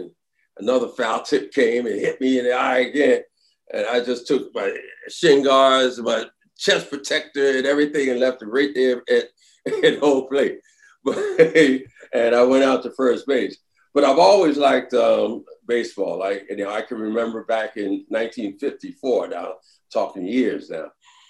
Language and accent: English; Philadelphia, Pennsylvania, United States; I'm from Philly.